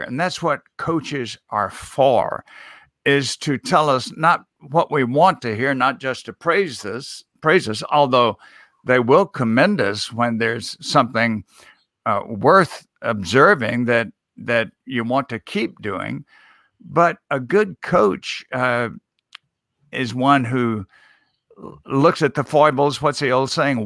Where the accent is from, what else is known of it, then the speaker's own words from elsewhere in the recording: Mississippi, United States; I was a, a student in my home state of Mississippi at Millsaps College